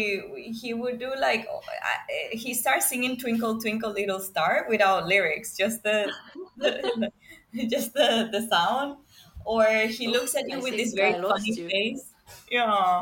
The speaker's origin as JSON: {"language": "English", "country": "Venezuela", "moved": "yes", "lives_now": "Singapore", "said": "I'm from Venezuela, but I currently live in Singapore"}